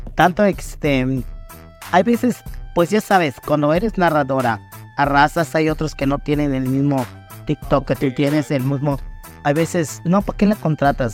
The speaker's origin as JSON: {"language": "Spanish", "town": "Muxupip", "region": "Yucatán", "country": "Mexico", "tie": "born or raised there", "said": "mi tierra natal bien pero pues en eso vivían mis papás"}